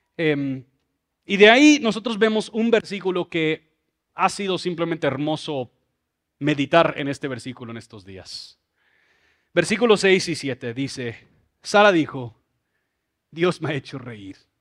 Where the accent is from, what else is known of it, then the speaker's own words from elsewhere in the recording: Mexico City, Mexico; Yo crecí en Ciudad de México